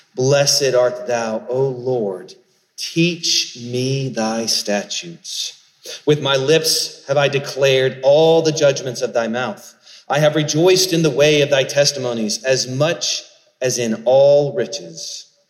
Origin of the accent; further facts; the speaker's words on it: Charleston, South Carolina, United States; I grew up in Charleston, South Carolina